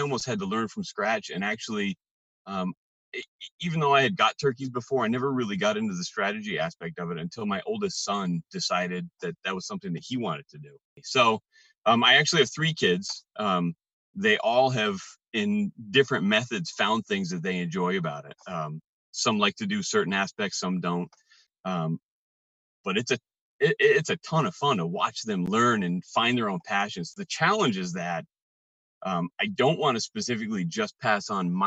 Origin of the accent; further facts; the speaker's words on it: Poultney, Vermont, United States; now in Bellows Falls, United States; I was born and raised in Pulteney, Vermont, and I call Bellows Falls home now